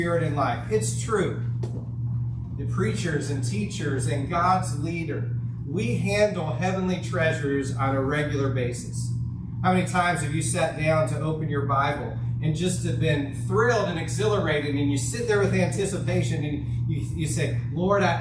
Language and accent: English; Florida, United States; I'm a Florida boy by nature. I was born in Florida